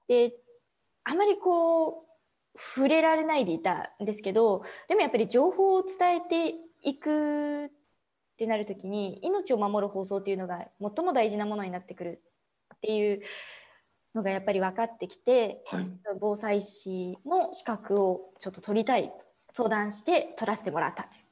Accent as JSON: {"language": "Japanese", "region": "Saitama", "country": "Japan", "tie": "born or raised there", "also_born_or_lived": "Ibaraki", "said": "ほぼほぼもう埼玉でずっと育ってきた"}